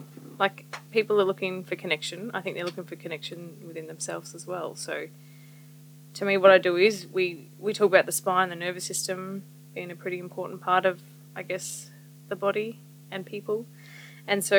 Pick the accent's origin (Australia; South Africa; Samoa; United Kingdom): Australia; Wodonga, Victoria; moved away as an adult; also born or lived in Melbourne, Australia; now in Riverland, Australia; I grew up in Albury Wodonga and then went to Melbourne for uni and work for a bit